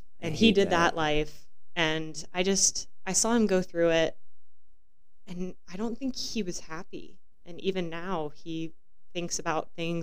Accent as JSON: {"language": "English", "region": "Kansas", "country": "United States", "tie": "born or raised there", "moved": "as an adult", "lives_now": "Arizona, United States", "said": "I grew up in Kansas, and my entire childhood I was really into acting and theater"}